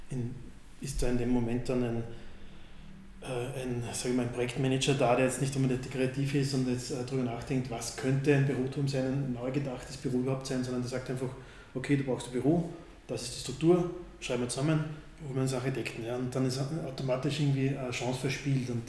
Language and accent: German; Strengberg, Lower Austria, Austria; trotzdem in so einem Dorf, so wie Strengberg, wo ich aufgewachsen bin, äh, auch jetzt einmal so von außen wieder hinzukommen